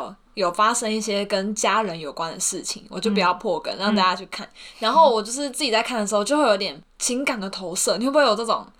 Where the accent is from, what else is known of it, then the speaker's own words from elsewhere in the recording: Hsinchu, Taiwan; now in Pingtung, Taiwan; 我跟你说，我大一刚从，就我是新竹人嘛，嗯、然后从新竹来到屏东的时候